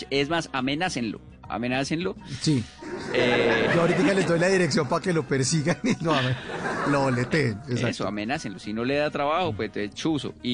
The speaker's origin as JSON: {"language": "Spanish", "town": "Medellín", "region": "Antioquia", "country": "Colombia", "said": "eh, de Medellín."}